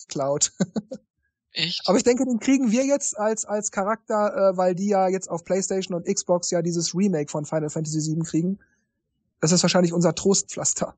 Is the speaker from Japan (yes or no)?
yes; Japan; ich komme aus Japan